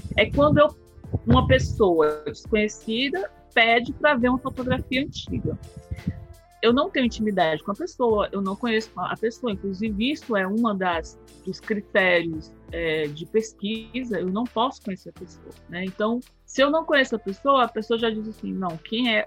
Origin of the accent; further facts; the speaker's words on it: Fortaleza, Ceará, Brazil; eu sou do Ceará, sou de Fortaleza